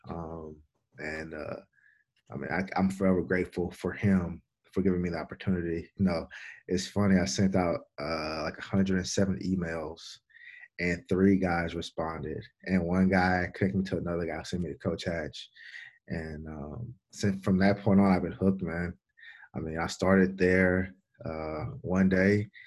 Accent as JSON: {"language": "English", "town": "Baton Rouge", "region": "Louisiana", "country": "United States", "moved": "yes", "said": "I'm from Baton Rouge, Louisiana"}